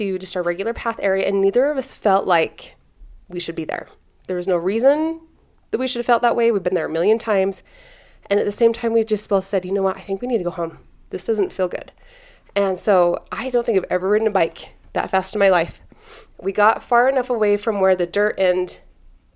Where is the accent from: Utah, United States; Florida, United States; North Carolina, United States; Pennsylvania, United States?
Utah, United States; South Ogden; I grew up in South Ogden, up on the mountain